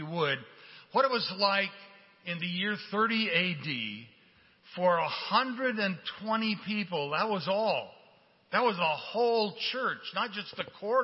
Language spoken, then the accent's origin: English; Portland, Oregon, United States; moved away; I grew up in Portland, Oregon